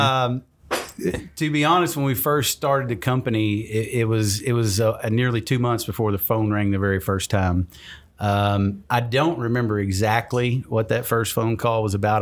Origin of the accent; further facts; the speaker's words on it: Kentucky, United States; I started a business in my home town